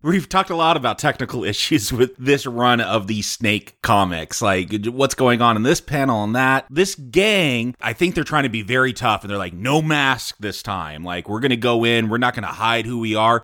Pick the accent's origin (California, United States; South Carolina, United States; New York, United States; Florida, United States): California, United States; I'm from California